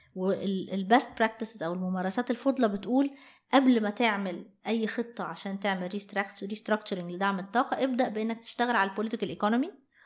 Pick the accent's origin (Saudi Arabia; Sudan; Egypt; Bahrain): Egypt; احنا عندنا في مصر